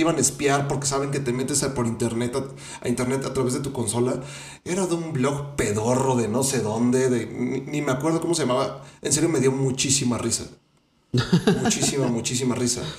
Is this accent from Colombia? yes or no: no; Mexico; uno como mexicano